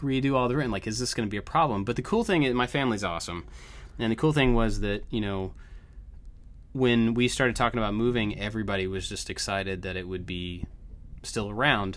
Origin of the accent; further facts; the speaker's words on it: Kentucky, United States; moved away; also born or lived in Georgia; we moved from Georgia to Kentucky